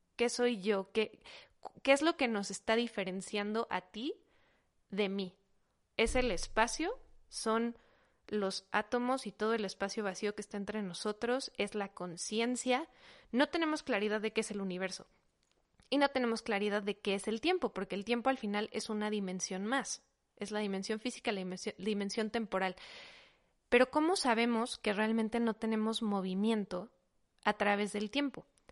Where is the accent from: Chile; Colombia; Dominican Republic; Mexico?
Mexico; first language Spanish; somos mexicanos, nuestro idioma natal es español